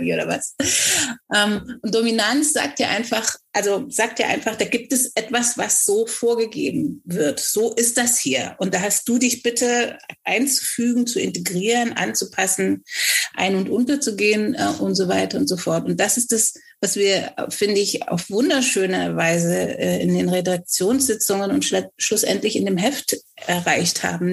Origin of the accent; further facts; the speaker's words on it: Germany; obwohl ich in Deutschland geboren bin, so fantastisch Deutsch spreche